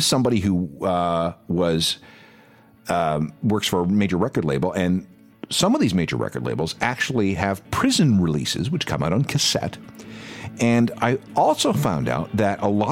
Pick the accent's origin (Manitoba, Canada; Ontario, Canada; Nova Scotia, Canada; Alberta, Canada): Manitoba, Canada; Winnipeg; I'm from Winnipeg